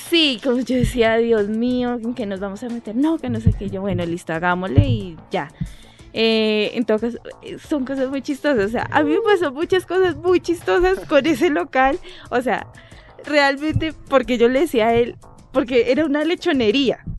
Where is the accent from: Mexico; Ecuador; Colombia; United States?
Colombia; Bogotá; also born or lived in Leticia, Amazonas; nosotros pues somos dos rolos, sí. oriundos de acá de Bogotá